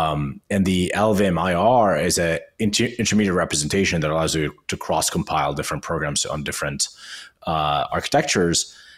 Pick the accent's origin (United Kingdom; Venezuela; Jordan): Jordan; Amman, Amman Governorate; English is a second language; moved away as an adult; now in New York, United States; I came from Amman, Jordan to New York in 2012 to work at Code Academy